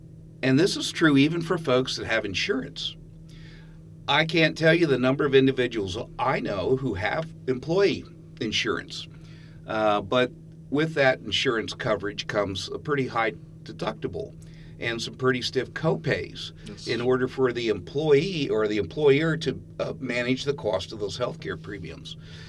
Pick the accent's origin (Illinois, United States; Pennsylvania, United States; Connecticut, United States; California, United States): Pennsylvania, United States; now in Ithaca, United States; Well, I'm from a little bit of everywhere, but most of my life I've spent in central Pennsylvania. Prior to moving to Ithaca, I was the executive director of a nonprofit down in central Pennsylvania